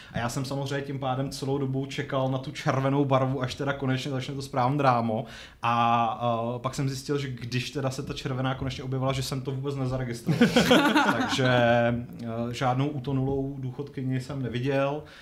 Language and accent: Czech; Strakonice, South Bohemian Region, Czechia; moved away; jsem původem ze Strakonic